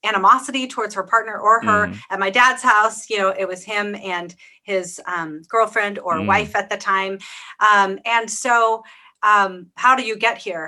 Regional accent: Pacific Northwest, United States; I grew up in the Pacific Northwest

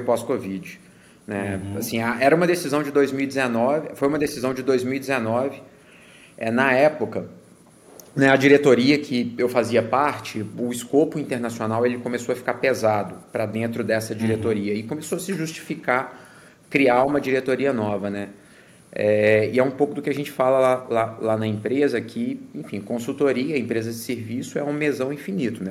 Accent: Minas Gerais, Brazil; moved away as an adult; also born or lived in Belo Horizonte / New York / Connecticut / North Carolina; now in United States; sou natural de, de Minas

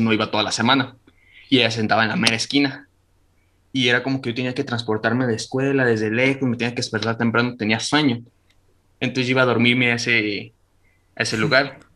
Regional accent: Michoacán, Mexico; eso está cerquita de mi pueblo

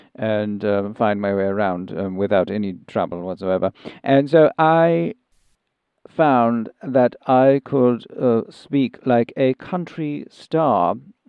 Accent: South East England, United Kingdom; now in United States; I'm from Sussex.

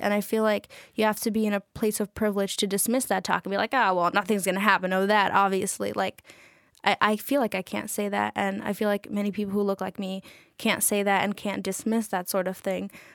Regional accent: New York City, New York, United States; I'm from Astoria, Queens, so, like, forty minutes away from here with public transit. Um, yeah, I was born and raised there, so I'm New Yorker.

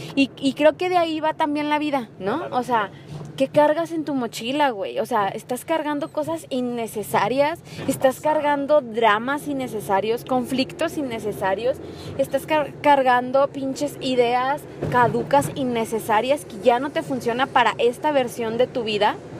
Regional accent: Mexico; also born or lived in Mérida; soy mexicana

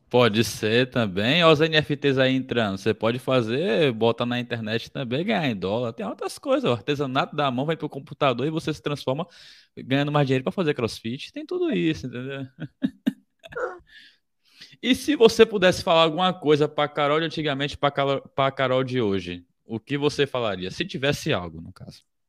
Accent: Bahia, Brazil; sou da Bahia

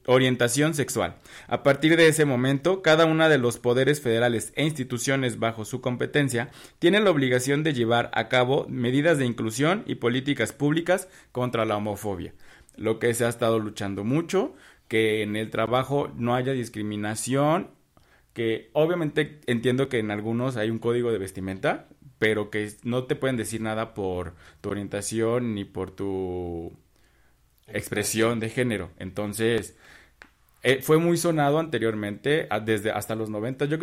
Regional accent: Mexico; Yo soy mexicano, yo.

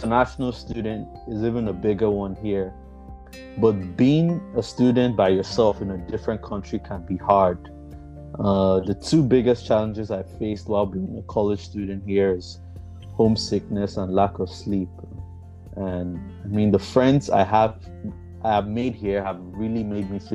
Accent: Auchi, Edo, Nigeria; moved away as an adult; now in California, United States; I am from Auchi, Edo State in Nigeria.

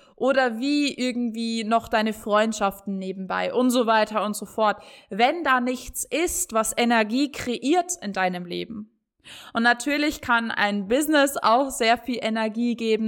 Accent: Bavaria, Germany; ich komme aus Bayern

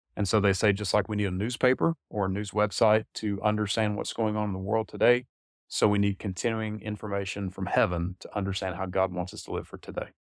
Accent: Taylors, South Carolina, United States; also born or lived in Salt Lake City, Utah; I grew up in this area. I grew up in Taylor, so not too far down the road here from where we're sitting here

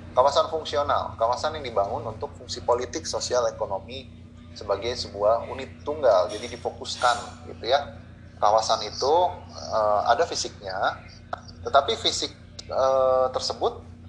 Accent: West Java, Indonesia; saya orang Sunda

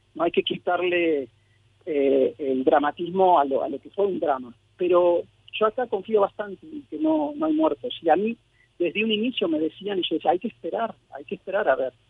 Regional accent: Argentina; also born or lived in Mexico; yo soy mexicano-argentino. Nací en México, pero crecí en Argentina

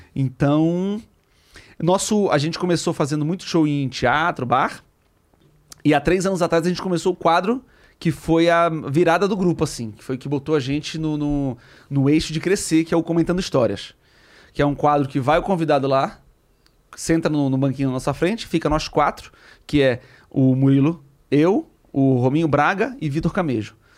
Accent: Belém, Pará, Brazil; Em Belém, em Belém, eu sou de Belém.

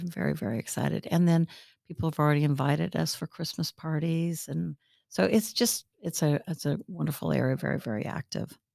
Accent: Northern California, United States; also born or lived in Williamsburg, Virginia / Richmond, Virginia / New Jersey; now in Lakewood Ranch, United States; I'm originally from Northern California.

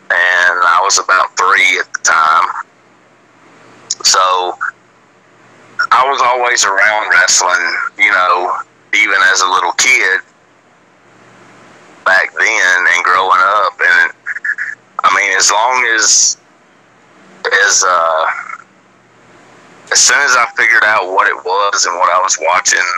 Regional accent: Huntsville, Alabama, United States; I grew up and was born in Huntsville, Alabama.

